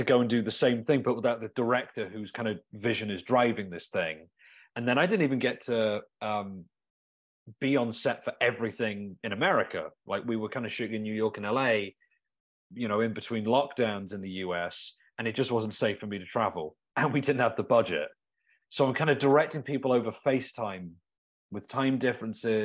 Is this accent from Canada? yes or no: no; England, United Kingdom; now in Milwaukee, United States; where I grew up in England